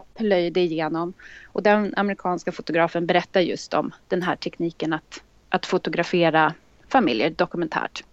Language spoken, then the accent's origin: Swedish; Stockholm, Stockholm County, Sweden; Jag är född och uppvuxen här i Stockholm och bor i Stockholm